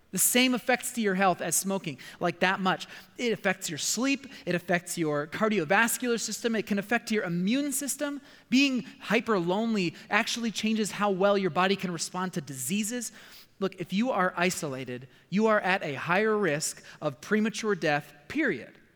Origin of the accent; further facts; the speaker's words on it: United States; my American culture